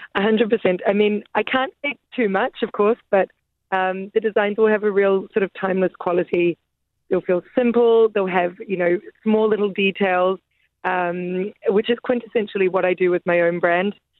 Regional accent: Auckland, New Zealand; now in London, United Kingdom; I was born in Auckland, New Zealand's my home

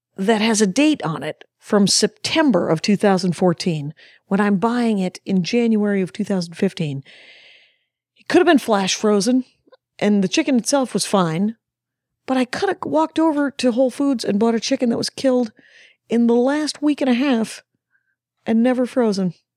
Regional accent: Minneapolis, Minnesota, United States; When I was in junior high school, living in South Minneapolis

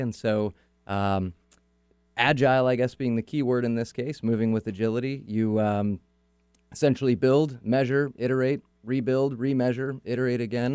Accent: Auburn, California, United States; now in Seattle, United States; I grew up in Northern California, okay. so like everybody from Northern California, moved to Seattle

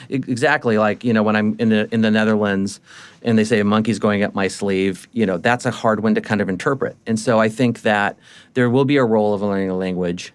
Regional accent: United States; me being an American.

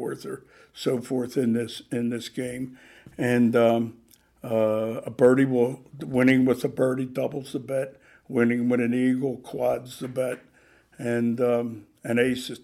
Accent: Baltimore, Maryland, United States; moved away; I grew up in Baltimore, and East Baltimore, and there's a golf course there called Clifton Park

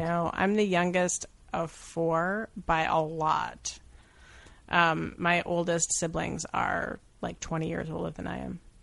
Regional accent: Syracuse, New York, United States; I'm from Syracuse

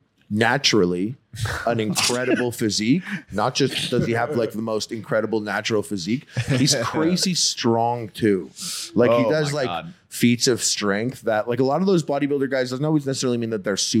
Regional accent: Montreal, Quebec, Canada; I'm from Montreal.

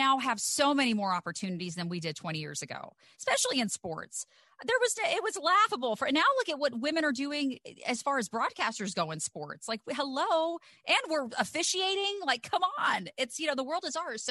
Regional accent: the South, United States; growing up in the South

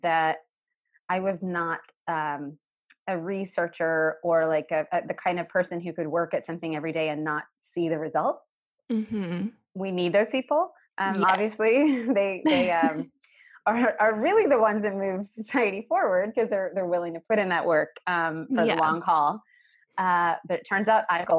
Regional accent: a small town in Tennessee, United States; being an Indian girl growing up in a small town in Tennessee in the 1980s

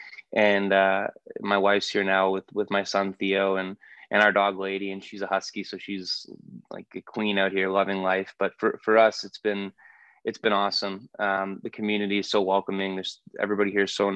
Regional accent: Toronto, Ontario, Canada; I grew up in Toronto, obviously a very big hockey city

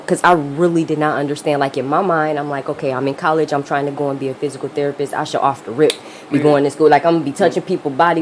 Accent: Grand Rapids, Michigan, United States; I'm from Grand Rapids, Michigan.

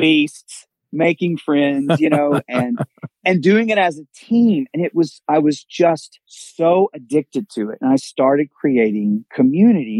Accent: Mississippi, United States; now in Miami, United States; I grew up in Mississippi

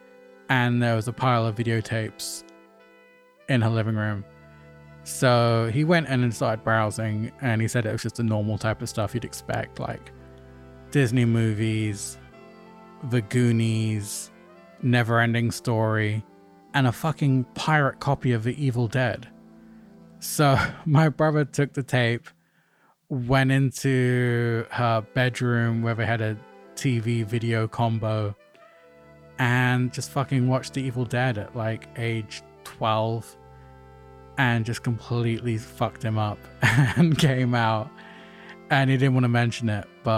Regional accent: London, United Kingdom; a kid growing up in North London

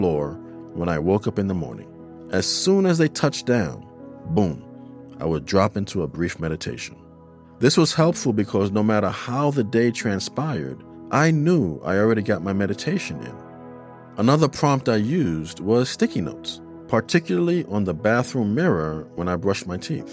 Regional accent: New York City, New York, United States; my fellow New Yorker

